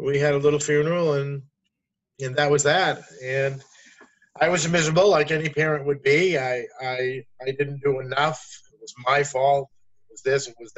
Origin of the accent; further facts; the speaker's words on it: Maine, United States; now in Bridgewater, United States; I live in Bridgewater, Massachusetts. I'm from Maine.